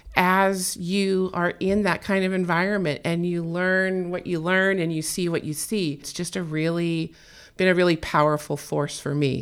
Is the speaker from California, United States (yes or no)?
yes; California, United States; I was born and raised in California.